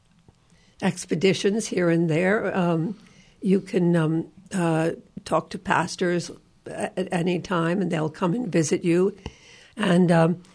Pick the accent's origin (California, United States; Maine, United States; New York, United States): New York, United States; I, as a New Yorker